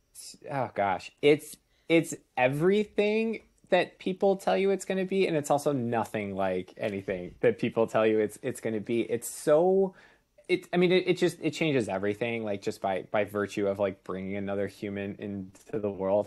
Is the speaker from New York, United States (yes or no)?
no; Chicago, Illinois, United States; moved away as an adult; also born or lived in Saint Louis; we're originally both from the Chicago area.